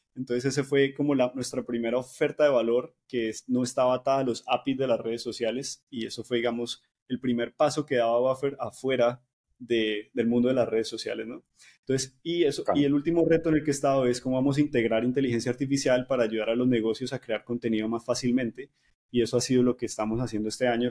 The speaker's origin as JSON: {"language": "Spanish", "town": "Cali", "region": "Valle del Cauca", "country": "Colombia", "moved": "yes", "said": "soy caleño"}